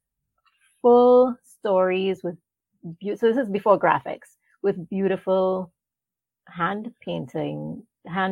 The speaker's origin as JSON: {"language": "English", "country": "Trinidad & Tobago", "tie": "born or raised there", "moved": "as an adult", "lives_now": "United States", "said": "I was born in Trinidad, which is where my great-grandparents, you know, so they moved into the West Indies, Trinidad being one of them. And so that's where I was born and that's where I'm from"}